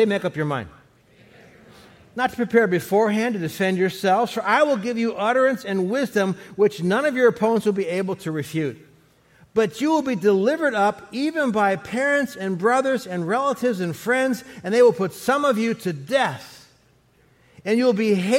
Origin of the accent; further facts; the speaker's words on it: Cleveland, Ohio, United States; I was born back in Cleveland, Ohio in 1956